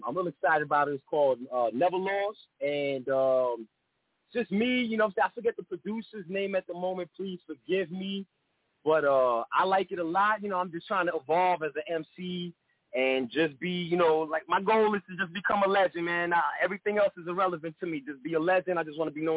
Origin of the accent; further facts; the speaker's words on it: Mount Vernon, New York, United States; now in Tampa, United States; I'm from Mount Vernon, New York, so I live in Tampa